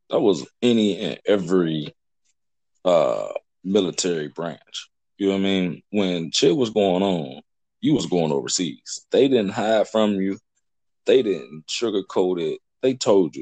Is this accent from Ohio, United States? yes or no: yes; Cincinnati, Ohio, United States; moved away as an adult; growing up in Cincinnati was kind of rough